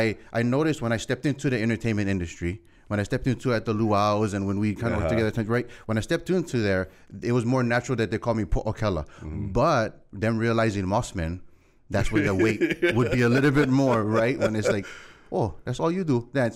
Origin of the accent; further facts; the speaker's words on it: Kahaluu, Hawaii, United States; Well, so the household, so I think I learned much more of my culture from grandma. Mm. From grandma. The household, I'd say, very local cu